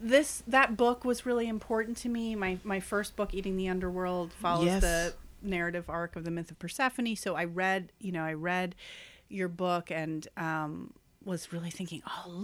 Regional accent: New York, United States; because I was from New York, mm-hmm. And because I was white

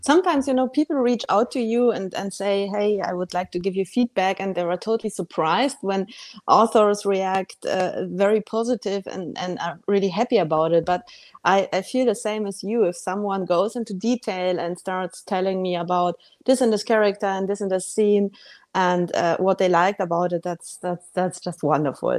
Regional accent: Bavaria, Germany; moved away; I grew up in Bavaria

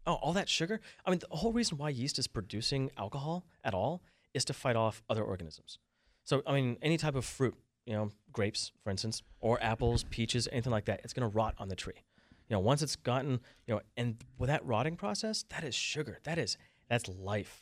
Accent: Vermont, United States; moved away; I'm from Vermont

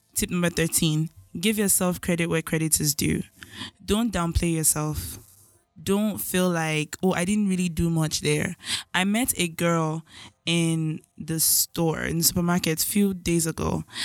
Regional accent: Nigeria; as a Nigerian child

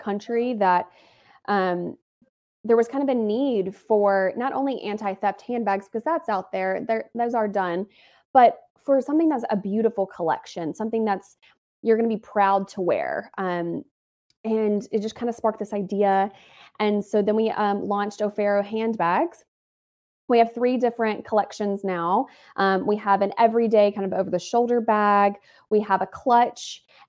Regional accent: the South, Alabama, United States; moved away as an adult; also born or lived in Atlanta, Georgia; now in Los Angeles, United States; I'm from the South and I live

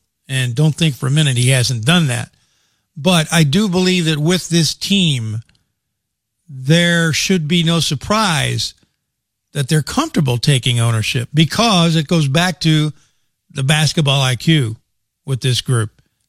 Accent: Louisville, Kentucky, United States; I grew up in Louisville

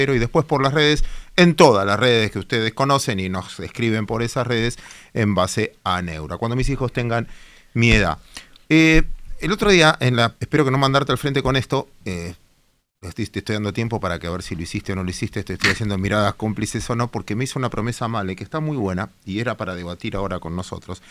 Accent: Mar del Plata, Buenos Aires Province, Argentina; como marplatense

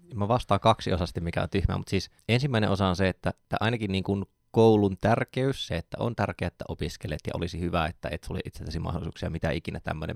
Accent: Joensuu, North Karelia, Finland; mä oon Joensuusta

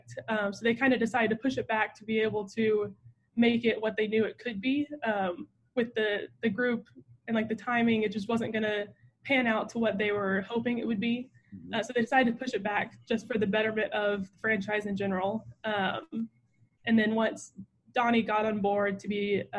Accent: Mesquite, Texas, United States; but I'm from Mesquite. So I would say growing up in Mesquite

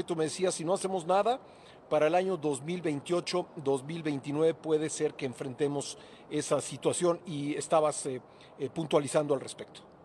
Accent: Mexico; somos país vecino de Estados Unidos

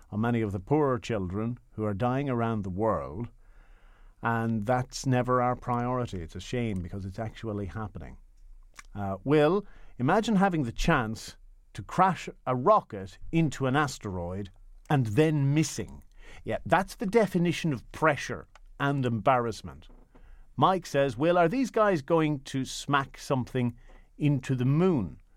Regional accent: Leinster, Ireland; this happened all the time when I was growing up in County Meath.

